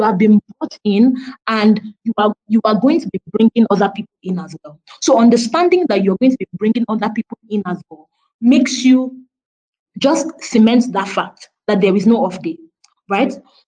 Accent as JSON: {"language": "English", "country": "Nigeria", "said": "which part of Africa are you from? You said, oh, I'm Nigerian."}